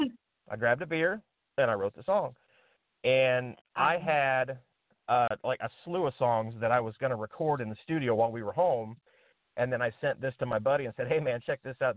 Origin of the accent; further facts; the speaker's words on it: Indiana, United States; I'm from Indiana. We live in Indiana